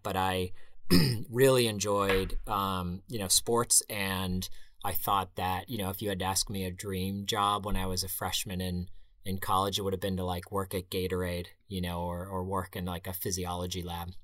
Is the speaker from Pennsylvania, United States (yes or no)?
yes; Pittsburgh, Pennsylvania, United States; moved away as an adult; also born or lived in Connecticut; now in New England, United States; I grew up in Pittsburgh.